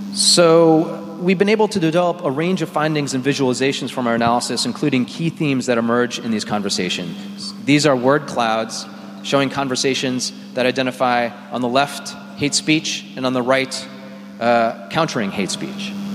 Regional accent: United States; now in Nairobi, Kenya; as an American

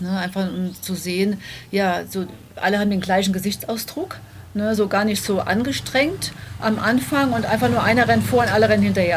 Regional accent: Germany; bei uns in Deutschland

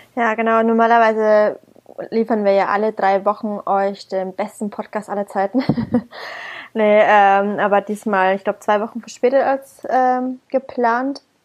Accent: Bamberg, Bavaria, Germany; now in Berlin, Germany; aus meiner Heimat Bamberg

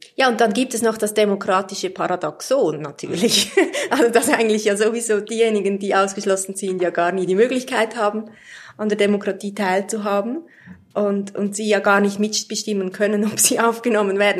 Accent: Switzerland; wir Schweizer

